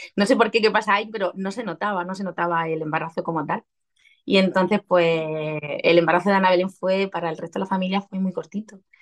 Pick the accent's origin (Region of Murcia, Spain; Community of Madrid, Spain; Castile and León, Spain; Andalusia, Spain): Region of Murcia, Spain; accent: Murcian; soy murciana, se me notará en el deje.